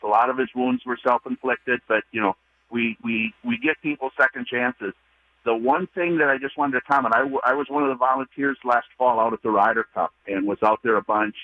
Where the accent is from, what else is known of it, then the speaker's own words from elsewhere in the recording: California, United States; I grew up in California